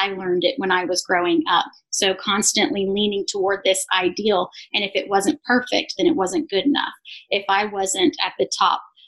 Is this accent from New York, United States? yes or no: no; Arkansas, United States; also born or lived in Israel; We primarily lived in Arkansas. We've lived in a few other places, but for the most part, I grew up in Arkansas, in the Bible Belt